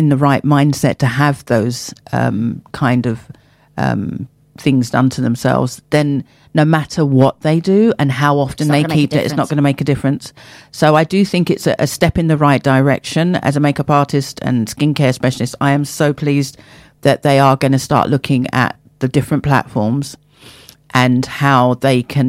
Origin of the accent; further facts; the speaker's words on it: Hillingdon, London, United Kingdom; growing up as I grew up in Hillingdon, Middlesex